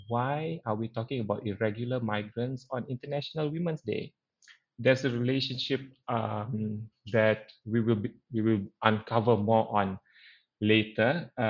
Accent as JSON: {"language": "English", "town": "Penampang", "region": "Sabah", "country": "Malaysia", "said": "I'm Sabahan from Penampang, or we call ourselves Penampangites for all you Penangites."}